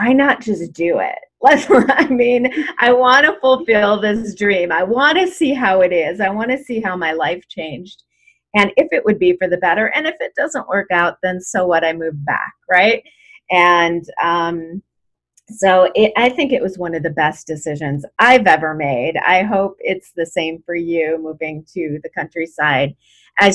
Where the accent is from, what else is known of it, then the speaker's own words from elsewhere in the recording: Chicago, Illinois, United States; moved away as an adult; also born or lived in Los Angeles, United States; now in Yosemite area, California, United States; I grew up in Chicago. I moved to LA and lived in LA for 22 years.